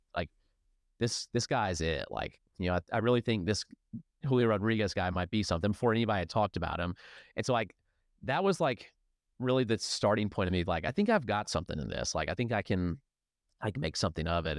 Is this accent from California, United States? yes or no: no; near Atlanta, Georgia, United States; now in Greenville, United States; I grew up near Atlanta